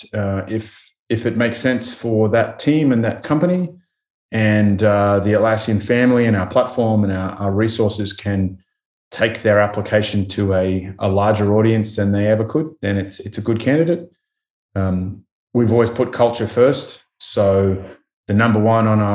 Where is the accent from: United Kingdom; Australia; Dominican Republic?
Australia; being Australian